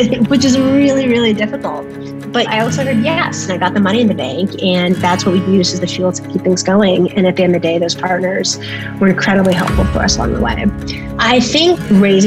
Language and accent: English; Bay Area, California, United States; moved away as an adult; also born or lived in Cambridge; I grew up in the Bay Area